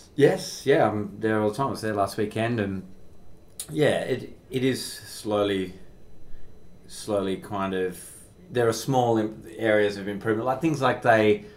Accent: Perth, Western Australia, Australia; now in Melbourne, Australia; where I grew up in Perth

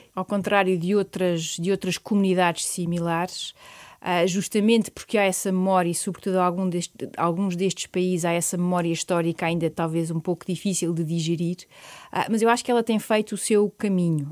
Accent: Portugal; o facto de eu ser portuguesa

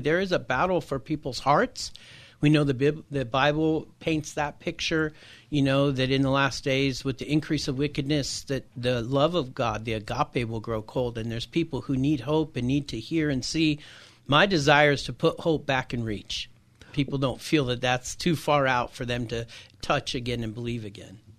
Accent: Encinitas, California, United States; I grew up in Encinitas here in Southern California, in San Diego

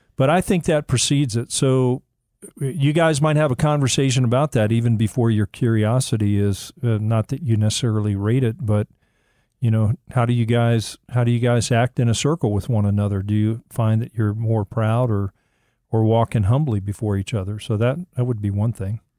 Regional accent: Miami, Florida, United States; when I was a young boy growing up in Miami

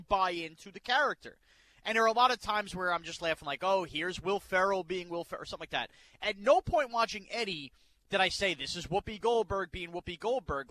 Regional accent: New York, United States; I'm from New York

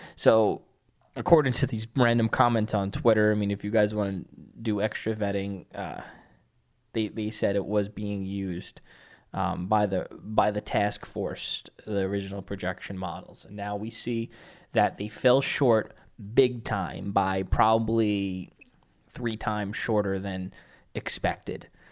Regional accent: New York, United States; I'm a New Yorker

